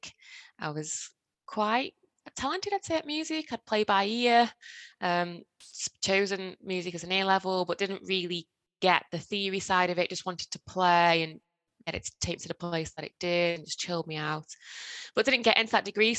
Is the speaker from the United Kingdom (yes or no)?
yes; Stoke-on-Trent, West Midlands, United Kingdom; I was born in Stoke-on-Trent and I still live in Stoke-on-Trent